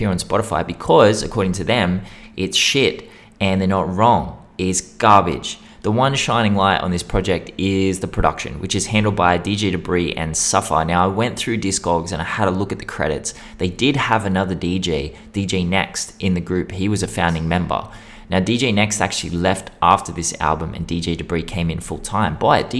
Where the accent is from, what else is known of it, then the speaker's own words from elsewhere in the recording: Western Sydney, New South Wales, Australia; And it reminded me way too much of growing up in Western Sydney. You know, these were the kinds of insults we'd throw at each other.